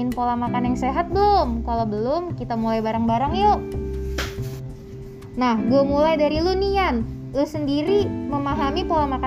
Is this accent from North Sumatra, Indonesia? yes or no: yes; North Sumatra, Indonesia; gue nih kan orang Batak ya